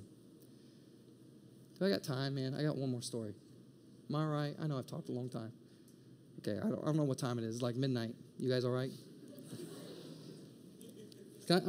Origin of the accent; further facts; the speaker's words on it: Indiana, United States; moved away as an adult; also born or lived in Maryland / San Diego; now in Atlanta, United States; We're from Indiana.